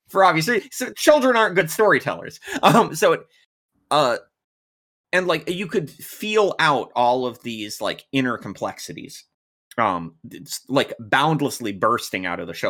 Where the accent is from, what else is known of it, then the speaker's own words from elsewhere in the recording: United States; I'm American, I was born and raised in America